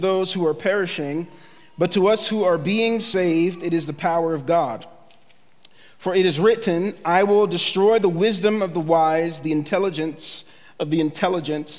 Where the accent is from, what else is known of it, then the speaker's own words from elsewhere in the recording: Philadelphia, Pennsylvania, United States; moved away as an adult; now in Kearney, United States; our family, we are from Philadelphia